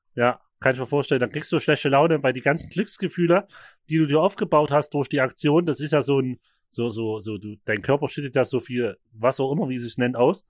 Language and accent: German; Vogtland, Saxony, Germany; in der Nähe bei uns im Vogtland.